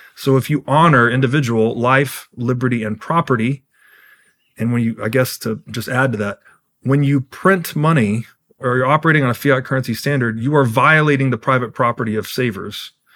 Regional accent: Tennessee, United States; I grew up in Tennessee

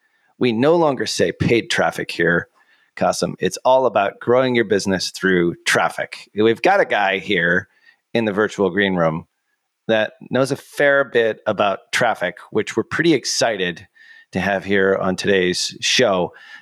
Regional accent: Boston, Massachusetts, United States; accent: Boston; which is pretty much how I was taught way back in voice coaching school to get rid of my Boston accent way back when there.

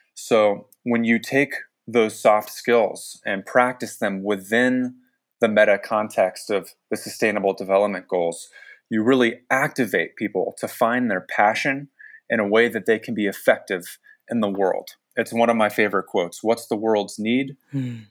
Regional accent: San Francisco Bay Area, California, United States; I grew up in the San Francisco Bay Area

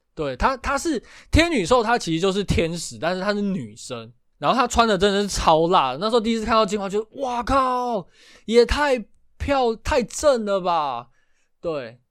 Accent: Taiwan; 但是台湾我们好像比较少。可是我记得我小时候在乡下的时候，我们会抓蚱蜢，

